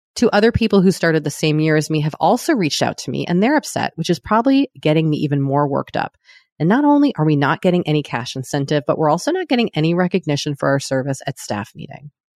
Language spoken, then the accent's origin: English; United States; speaking as an American